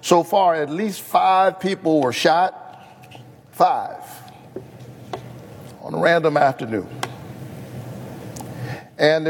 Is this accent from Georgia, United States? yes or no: yes; Georgia, United States; my home state